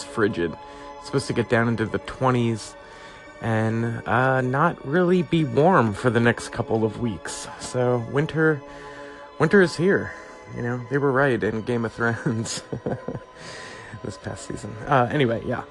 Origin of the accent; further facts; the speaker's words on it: East Coast, United States; moved away as an adult; also born or lived in the South (US); I am from the East Coast. It's usually like 15 degrees there in January.